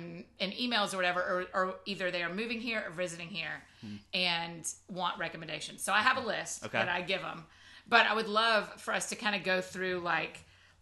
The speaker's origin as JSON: {"language": "English", "town": "Marietta", "region": "Georgia", "country": "United States", "tie": "born or raised there", "moved": "as an adult", "lives_now": "Nashville, United States", "said": "I grew up outside of Atlanta in Marietta, Georgia, but for the last 7 years, almost 8 years, I have lived in Nashville, Tennessee"}